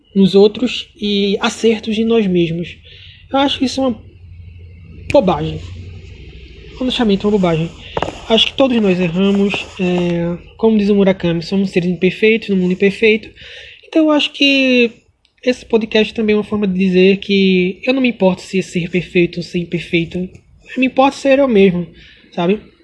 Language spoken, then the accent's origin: Portuguese; Pernambuco, Brazil; sou de Pernambuco